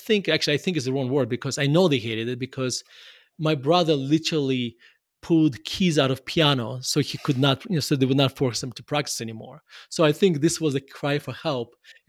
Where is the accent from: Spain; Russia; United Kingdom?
Russia; Murmansk, Murmansk Oblast; I grew up in Russia. My mom actually studied and played violin, but she already, by the time she had me, she already forgot how to play violin.